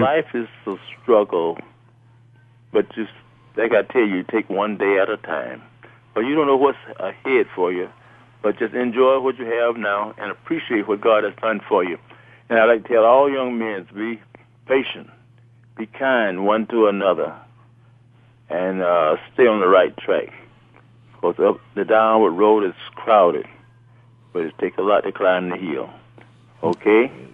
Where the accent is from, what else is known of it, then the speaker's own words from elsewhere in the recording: Midway, Alabama, United States; also born or lived in Birmingham, Alabama; I grew up in Midway, Alabama